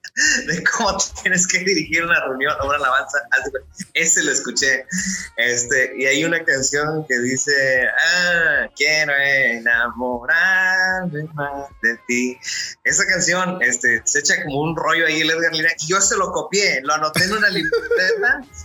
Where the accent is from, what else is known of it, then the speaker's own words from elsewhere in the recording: Mexico City, Mexico; soy nacido en la Ciudad de México